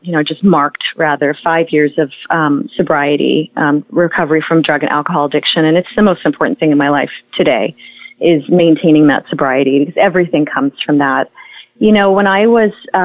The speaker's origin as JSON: {"language": "English", "town": "Toronto", "region": "Ontario", "country": "Canada", "tie": "born or raised there", "said": "I grew up in Toronto, Canada"}